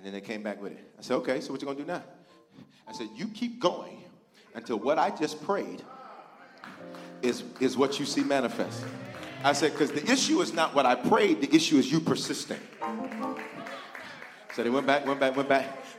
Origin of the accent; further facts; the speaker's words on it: Memphis, Tennessee, United States; also born or lived in Denver, Colorado; I was born in Denver, reared in Memphis, on the south side. Orange Mound.